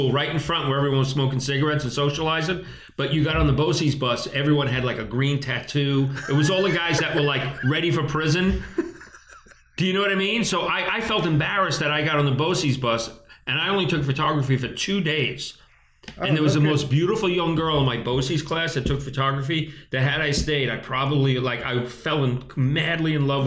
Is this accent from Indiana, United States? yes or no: no; Five Towns, Long Island, New York, United States; We grew up in the Five Towns, considered everyone was a doctor or lawyer